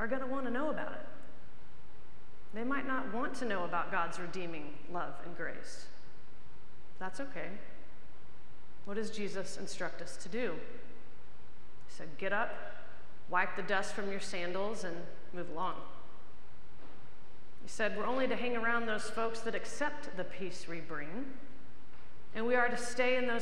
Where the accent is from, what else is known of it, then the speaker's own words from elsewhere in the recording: United States; as American Episcopalians, we practice our faith